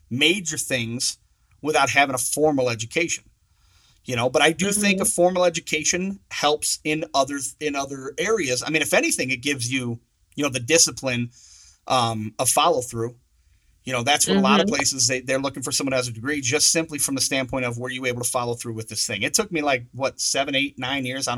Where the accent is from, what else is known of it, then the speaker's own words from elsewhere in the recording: Saginaw, Michigan, United States; I'm from Saginaw, Michigan